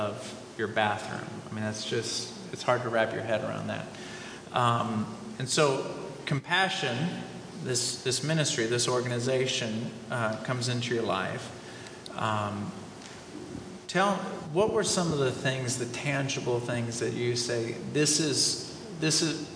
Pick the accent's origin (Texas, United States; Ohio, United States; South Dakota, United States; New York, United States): Texas, United States; Houston; I grew up in Houston